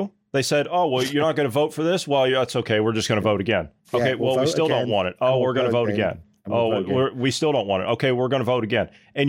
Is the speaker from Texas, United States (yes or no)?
no; Ohio, United States; in my home state of Ohio.